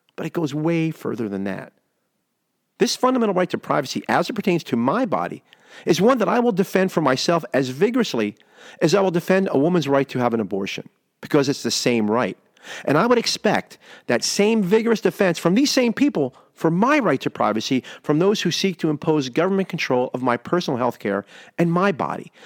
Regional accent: United States

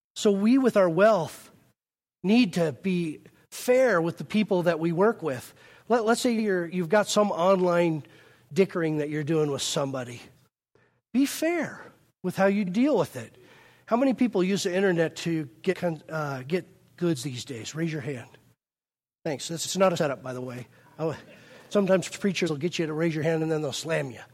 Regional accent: United States; we're so American

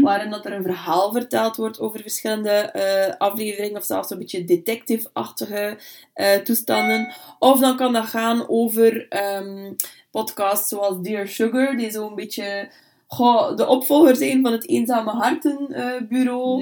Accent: Bruges, Flanders, Belgium; also born or lived in Brussels; now in Ypres, Belgium; ik ben eigenlijk afkomstig uit Brugge

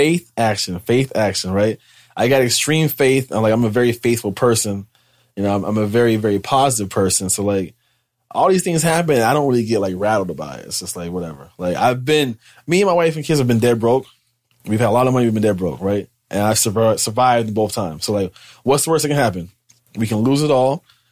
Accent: Pittsburgh, Pennsylvania, United States; moved away as an adult; also born or lived in Harrisburg, Pennsylvania / Grand Rapids, Michigan / Hawaii; now in Miami, United States; I'm from Pittsburgh and Harrisburg, PA. That's where I grew up at.

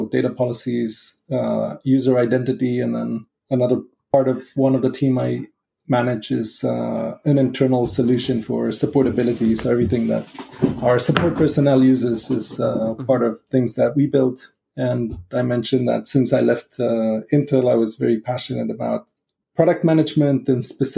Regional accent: Israel; moved away; just coming from growing up in Israel

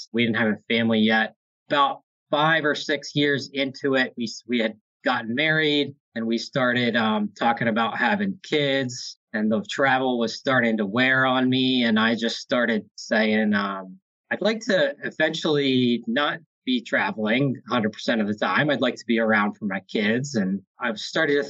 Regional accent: Hershey, Pennsylvania, United States; Born and raised in Hershey, Pennsylvania

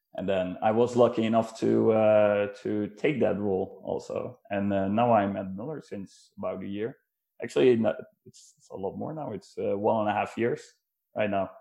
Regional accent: Netherlands; moved away as an adult; now in Norway; I'm actually originally from the Netherlands and uh, moved to Norway uh, back in uh, 2016

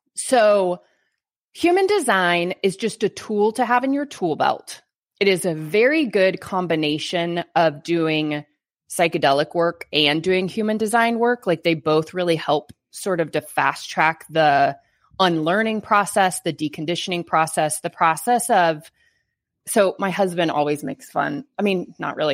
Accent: Bible Belt, Texas, United States; I live in Texas. Like, I'm from the Bible Belt

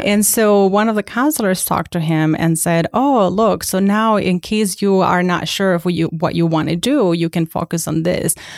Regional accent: Mexico; English is a second language; moved away as an adult; now in United States; I was born and raised in Mexico until the age of eighteen

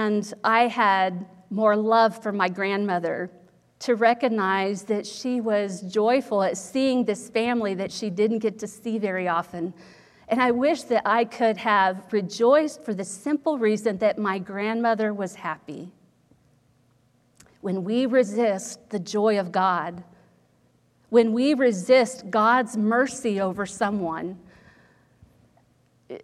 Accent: Ohio, United States; when I was growing up in Ohio

